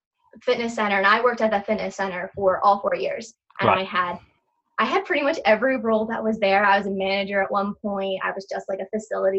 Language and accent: English; New Jersey, United States; I'm on the East Coast, I'm from Jersey